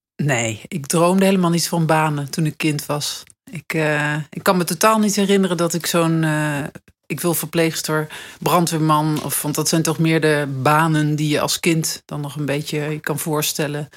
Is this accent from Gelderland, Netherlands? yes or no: yes; Nijmegen, Gelderland, Netherlands; moved away as an adult; now in Amsterdam, Netherlands; ik kwam uit Nijmegen, ik woon in Amsterdam